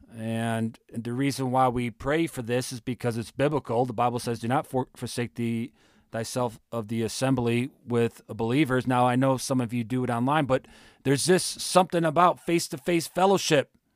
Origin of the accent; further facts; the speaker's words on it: Ohio, United States; moved away; my home state of Ohio